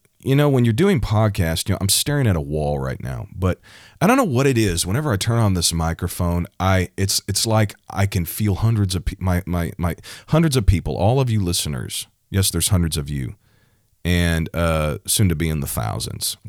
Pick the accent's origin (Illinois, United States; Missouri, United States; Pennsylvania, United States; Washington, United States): Missouri, United States; my home state, the state of Missouri.